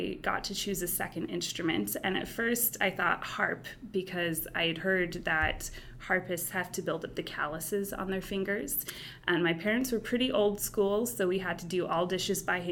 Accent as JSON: {"language": "English", "town": "Omak", "region": "Washington", "country": "United States", "also_born_or_lived": "Cleveland", "said": "I'm actually originally from a little town in north central Washington. I'm from Omak, Washington."}